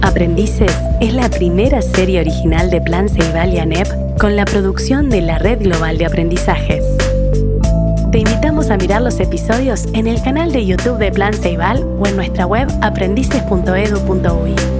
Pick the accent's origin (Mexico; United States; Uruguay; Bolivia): Uruguay; Las Violetas, Canelones; yo me crié en Las Violetas, que es una zona de viñedos.